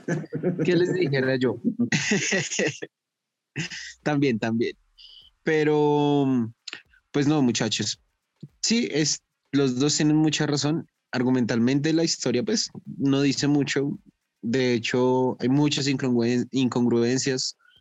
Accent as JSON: {"language": "Spanish", "region": "Bogotá", "country": "Colombia", "said": "yo soy de Bogotá"}